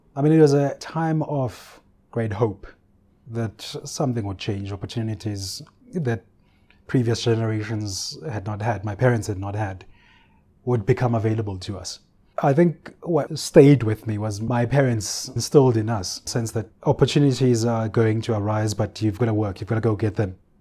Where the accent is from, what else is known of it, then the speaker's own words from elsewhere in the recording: Ulundi, KwaZulu-Natal, South Africa; I grew up in Ulundi, the capital of the Bandar Stat